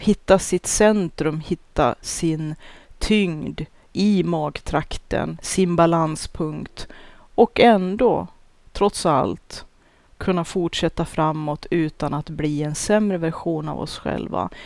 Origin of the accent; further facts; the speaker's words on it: Norrland, Sweden; min norrländska kärvhet